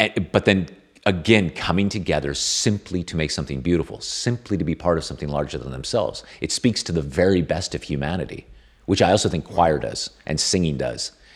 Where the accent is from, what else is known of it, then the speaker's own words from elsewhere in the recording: California, United States; I'm Californian